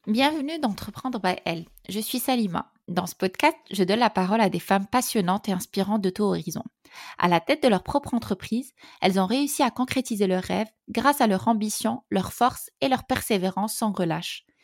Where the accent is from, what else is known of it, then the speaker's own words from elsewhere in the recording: Morocco; now in Paris, France; on est marocain